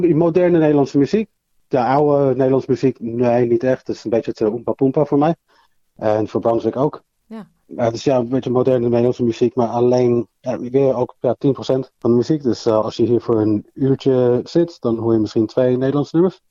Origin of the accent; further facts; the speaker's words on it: London, United Kingdom; also born or lived in Amsterdam, Netherlands; now in Australia; heeft eh, mij en mijn twee zussen meegenomen naar Londen. En ben ik in Londen opgegroeid.